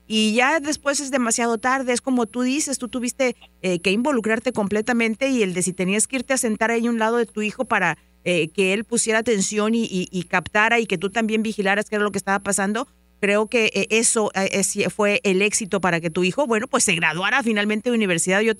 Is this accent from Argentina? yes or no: no; Mexico; now in Dallas, United States; Muchas veces cuando venimos de México, que no hablamos el idioma, nos sentimos como un poquito intimidados a ir a la escuela, a hablar con los maestros.